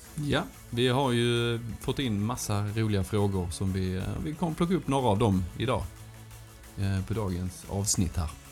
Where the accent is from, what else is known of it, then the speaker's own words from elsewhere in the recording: Sösdala, Skåne, Sweden; accent: Göinge dialect; kommer från en liten ort som heter Sösdala som ligger eh, ja, eh, några mil utanför Hässleholm. Så att, eh, det är ett fantastiskt ställe att växa upp på